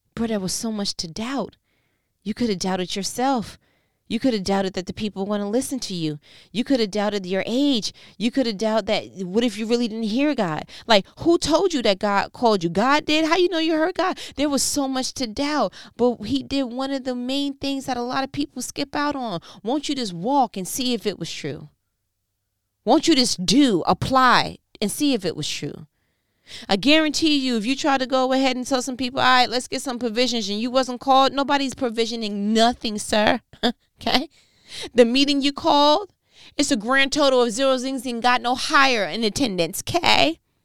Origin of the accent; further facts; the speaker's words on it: New York, United States; I'm from New York